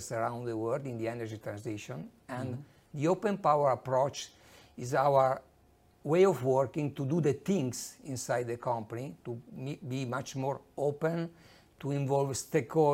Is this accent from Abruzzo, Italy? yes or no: no; Modena, Emilia-Romagna, Italy; I'm from Italy, precisely from Modena.